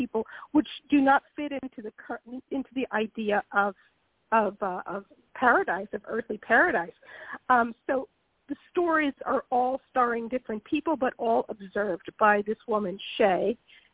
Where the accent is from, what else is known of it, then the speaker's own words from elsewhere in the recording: Philadelphia, Pennsylvania, United States; moved away as an adult; now in Italy; I will always be a Black minister's daughter from Philadelphia